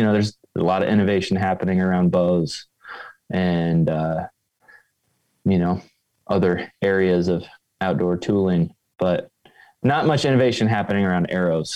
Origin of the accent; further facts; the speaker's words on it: just north of Indianapolis, central Indiana, United States; now in Wisconsin, United States; I grew up in central Indiana, just north of Indianapolis